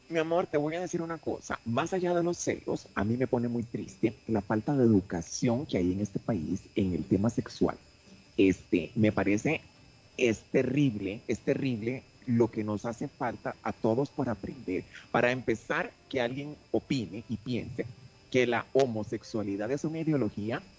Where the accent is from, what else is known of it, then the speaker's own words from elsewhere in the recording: Nuevo León, Mexico; Ahora, en mi caso, que soy una regia, diva, divina, perra, empoderada